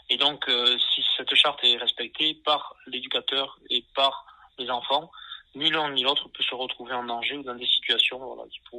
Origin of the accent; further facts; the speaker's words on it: Nouvelle-Aquitaine, France; accent: Landes; parce que l'association est basée dans les Landes, ça s'entend peut-être en mon accent d'ailleurs.